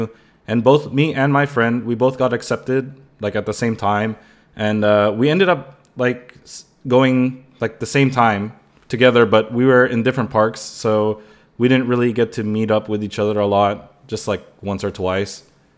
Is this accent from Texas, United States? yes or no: no; California, United States; I grew up here in the Bay Area, like the San Francisco Bay Area in general. That's like the area I'm at. I'm still based there.